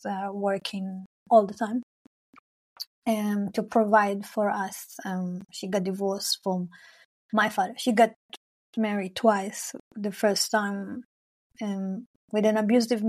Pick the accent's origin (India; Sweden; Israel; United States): Israel; Arad, Southern District; first language Hebrew; English is a second language; moved away as an adult; now in Berlin, Germany; I'm originally, I'm from Israel, Palestine. I grew up in the desert of Israel. It's called Arad